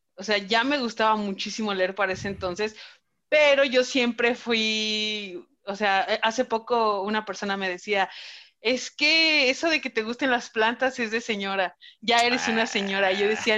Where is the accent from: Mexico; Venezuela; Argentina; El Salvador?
Mexico; Celaya, Guanajuato; also born or lived in Mexico City; Ciudad de México y Celaya, porque yo nací en Ciudad de México, entonces yo soy chilanga y vivía allá hasta los siete años